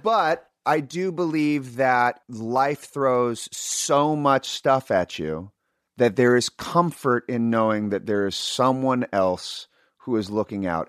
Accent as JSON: {"language": "English", "town": "Sacramento", "region": "California", "country": "United States", "tie": "born or raised there", "said": "growing up in Sacramento"}